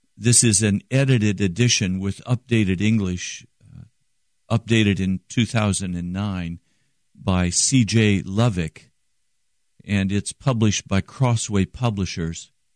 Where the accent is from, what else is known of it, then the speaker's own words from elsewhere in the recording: United States; I'm an American